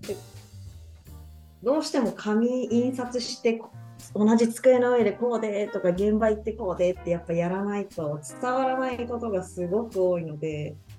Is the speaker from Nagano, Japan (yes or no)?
yes; Nagano, Japan; now in Nagoya, Japan; 地元の長野